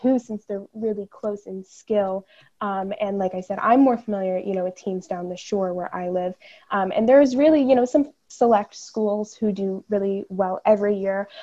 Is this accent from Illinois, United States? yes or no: no; New Jersey, United States; I am from New Jersey. I live down in Monmouth County